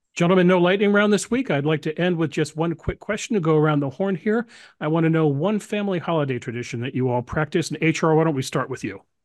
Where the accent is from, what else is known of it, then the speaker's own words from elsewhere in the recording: Arlington, Virginia, United States; I grew up in Arlington, Virginia